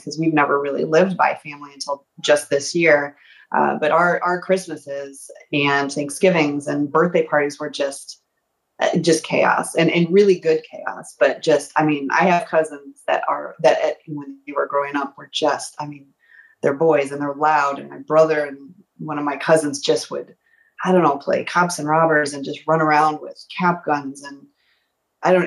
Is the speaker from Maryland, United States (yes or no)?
no; Rockford, Illinois, United States; I grew up in a kind of a medium sized town, about an hour and change northwest of Chicago. It's called Rockford